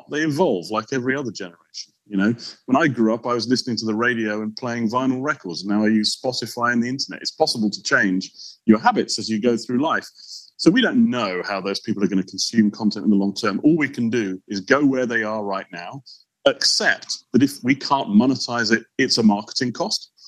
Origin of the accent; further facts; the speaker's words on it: Portugal; moved away; I grew up in Portugal